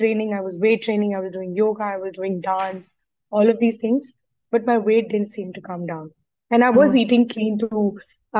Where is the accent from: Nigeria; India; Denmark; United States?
India; I'm an Indian